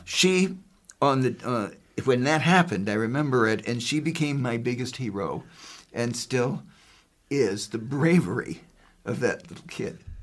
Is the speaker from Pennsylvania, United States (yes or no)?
no; Newark, Delaware, United States; I grew up in Newark, Delaware, and attended legally segregated all-white schools